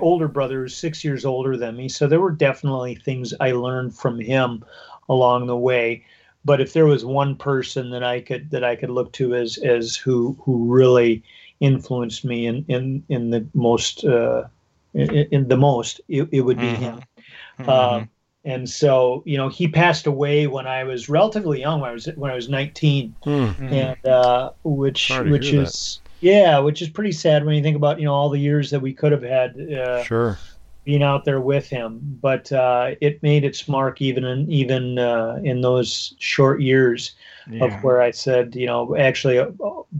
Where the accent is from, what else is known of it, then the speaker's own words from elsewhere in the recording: Minnesota, United States; I grew up in Minnesota, hunting and fishing whenever we could with my two brothers and my dad